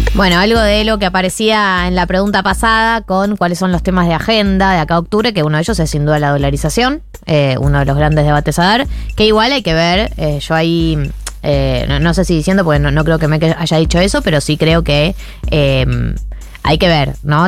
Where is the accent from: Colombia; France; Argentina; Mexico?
Argentina; nos definía como argentinos